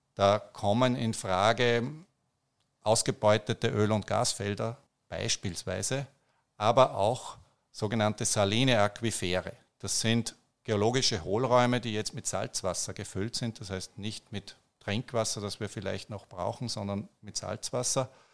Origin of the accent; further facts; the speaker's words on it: Austria; bei uns in Österreich